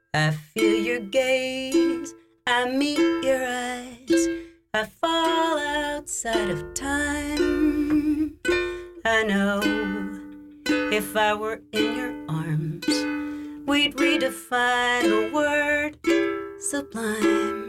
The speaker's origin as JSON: {"language": "English", "area": "New France", "region": "Louisiana", "country": "United States", "moved": "as an adult", "lives_now": "Paris, France", "said": "I'm from New France"}